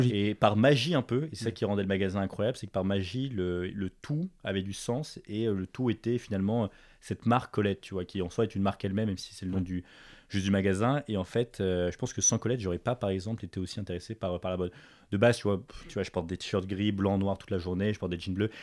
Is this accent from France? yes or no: yes; Paris, Île-de-France, France; moved away as an adult; also born or lived in United States; j'ai grandi à Paris, mes parents sont français